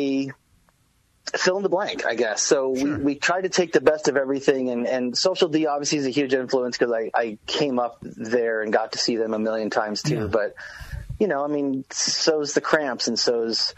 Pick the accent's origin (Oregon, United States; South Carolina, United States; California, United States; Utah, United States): California, United States; Southern; moved away as an adult; now in Enumclaw, United States; growing up in California, it's like I had the luxury that every band ever came through